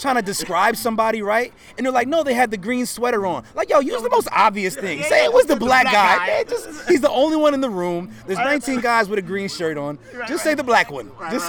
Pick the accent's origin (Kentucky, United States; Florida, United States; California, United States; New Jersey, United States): New Jersey, United States; South Orange; also born or lived in Irvington, New Jersey; now in Los Angeles, United States; I'm born and raised in Jersey. I grew up in Duality. So I grew up in a town called South Orange and a town called Irvington.